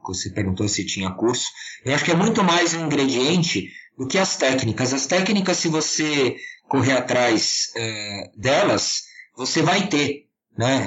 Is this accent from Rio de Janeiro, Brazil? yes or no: no; Serra da Cantareira, São Paulo, Brazil; eu sou aqui da Serra da Cantareira, em São Paulo. Nasci, cresci e, e espero morrer no meio do mato